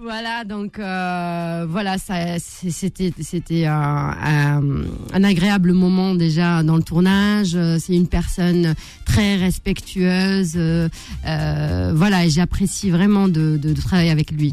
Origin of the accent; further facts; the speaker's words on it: Algeria; je suis algérienne